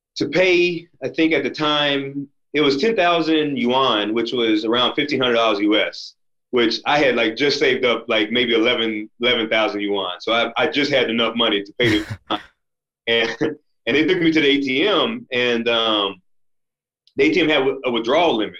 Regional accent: United States; as an American, and especially as a black American

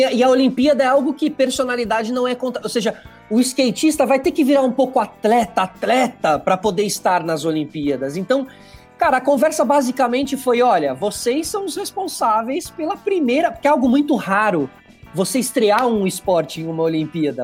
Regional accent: Brazil; nós somos competitivos na ginástica

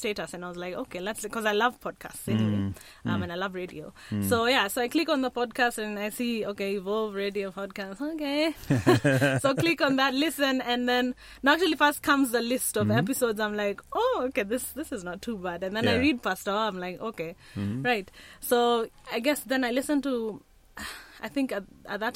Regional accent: Kenya; I'm a Kenyan. I'm an African.

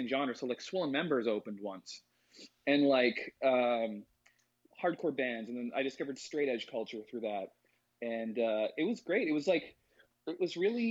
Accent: Langley, British Columbia, Canada; I grew up in Langley, which is like a suburb outside of Vancouver

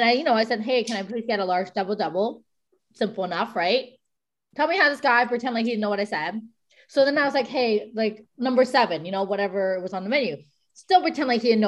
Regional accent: Toronto, Ontario, Canada; moved away as an adult

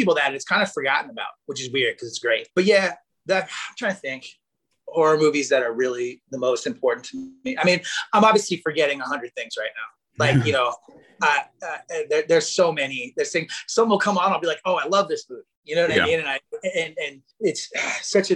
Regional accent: Missouri, United States; That's like where I'm from. I was born in Missouri

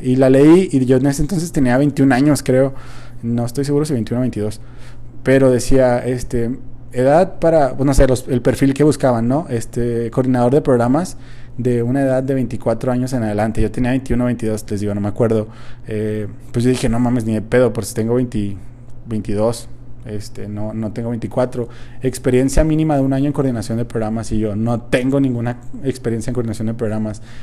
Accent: Mexico; como buen mexicano

